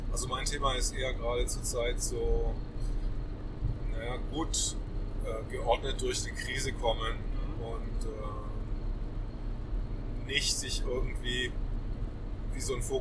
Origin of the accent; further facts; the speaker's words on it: Swabia, Germany; Als Schwabe würde ich sagen